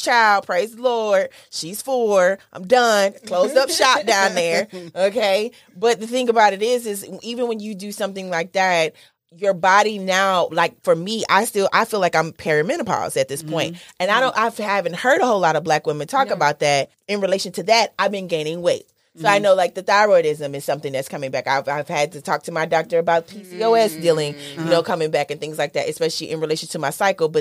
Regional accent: Southern Mississippi, United States; I'm from Southern Mississippi. We eat the shit that be in our backyard

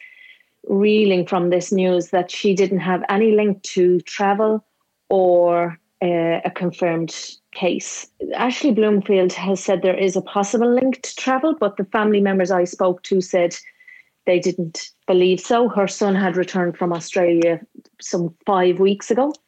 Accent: Ireland; accent: Irish; now in New Zealand; from my accent, you can tell I'm from Ireland.

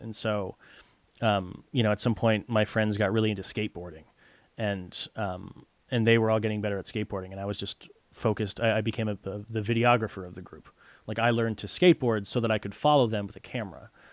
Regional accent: Connecticut, United States; growing up in Connecticut was nice

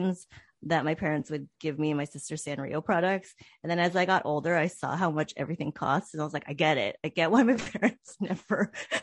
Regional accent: Chula Vista, California, United States; I grew up in Chula Vista, which is a suburb of San Diego, and it's South San Diego.

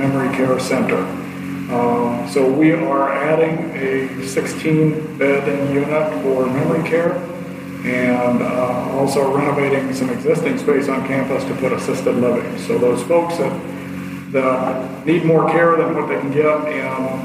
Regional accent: Kalona, Iowa, United States; I was born and raised in Kelowna. I grew up down the street from where I work

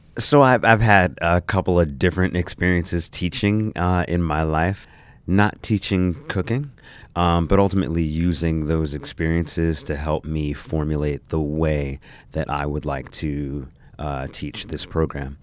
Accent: New Jersey, United States; I grew up in New Jersey.

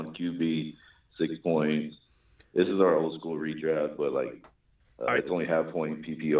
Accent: Texas, United States; Now, I'm from Texas, and I love Bijan

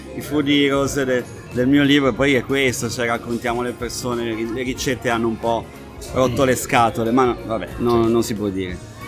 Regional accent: Liguria, Italy; io sono ligure

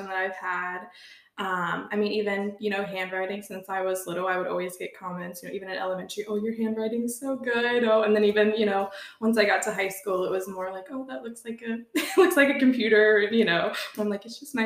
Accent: Chillicothe, Ohio, United States; moved away as an adult; now in Kirtland, United States; I grew up in Chillicothe, but I now live in Kirtland, Ohio, near Cleveland

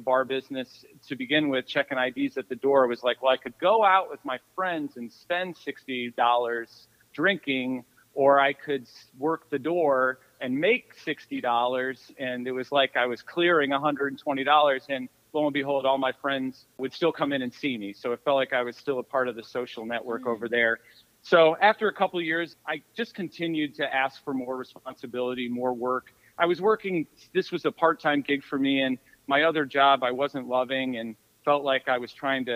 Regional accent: Chagrin Falls, Ohio, United States; moved away as an adult; also born or lived in Chicago; grew up on the east side of Cleveland in a small community called Chagrin Falls.

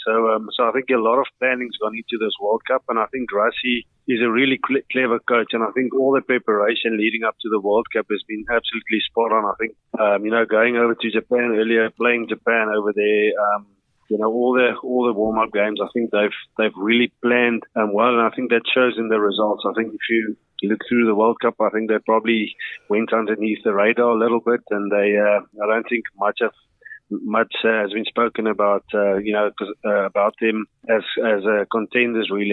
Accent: South Africa; as a South African

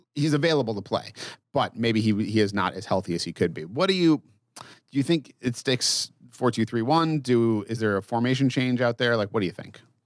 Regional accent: Massachusetts, United States; I grew up in Massachusetts

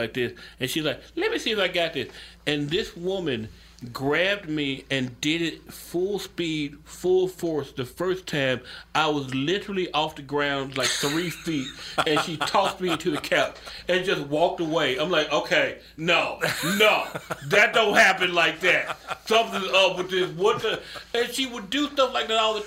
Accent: Memphis, Tennessee, United States; I grew up in Memphis.

